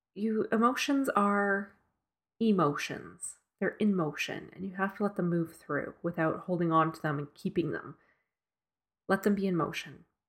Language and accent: English; Edmonton, Alberta, Canada; moved away; my childhood home in Edmonton. This is the house I grew up